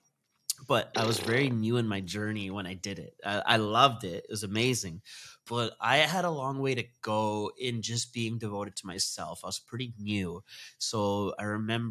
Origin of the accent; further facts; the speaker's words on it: Vancouver, British Columbia, Canada; moved away as an adult; I moved back to Vancouver, and I started getting connected to the Sikh faith again, where I grew up in Punjabi